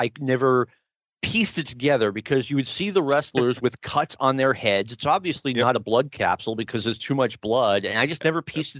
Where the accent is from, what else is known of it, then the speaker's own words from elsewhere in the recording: right outside of Boston, Massachusetts, United States; I grew up right outside of Boston